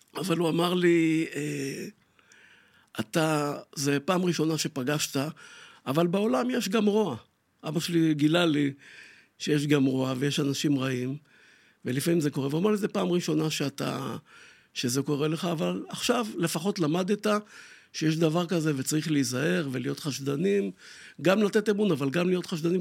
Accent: Tel Aviv, Tel Aviv District, Israel; אני גדלתי פה לא רחוק, בשכונת שפירא

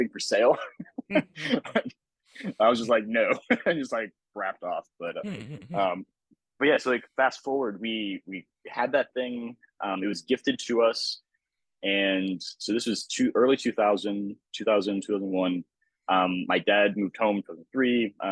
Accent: Cleveland, Ohio, United States; moved away as an adult; also born or lived in Nebraska / Pittsburgh, Pennsylvania; now in Florida, United States; I grew up in Cleveland, Ohio

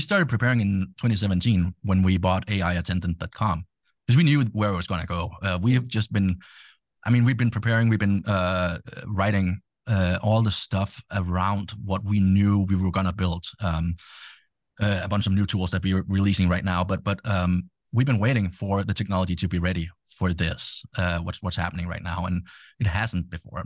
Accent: Denmark; English is a second language; I'm from Denmark

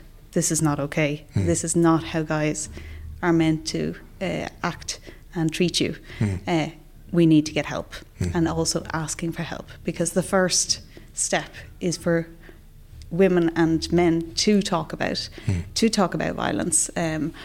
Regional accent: Ireland; moved away as an adult; now in Sweden; growing up in Ireland

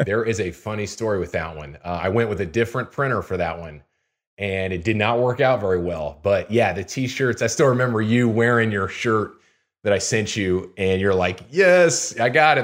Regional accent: Houston, Texas, United States; now in Lincoln, United States; I'm from Houston originally

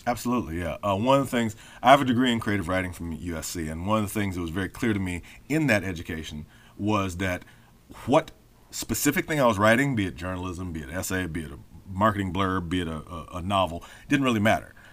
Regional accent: Memphis, Tennessee, United States; I grew up in Memphis

